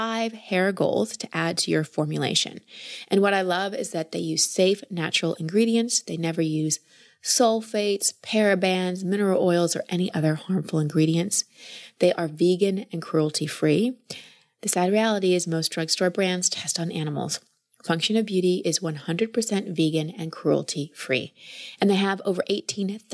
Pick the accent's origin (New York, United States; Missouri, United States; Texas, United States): Texas, United States; Dallas; I grew up in Dallas